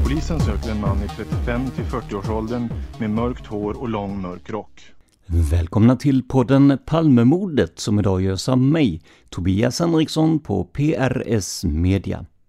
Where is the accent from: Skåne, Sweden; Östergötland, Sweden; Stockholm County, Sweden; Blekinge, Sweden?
Blekinge, Sweden; Karlskrona; Jag är själv från Karlskrona, en stad med ett otal öar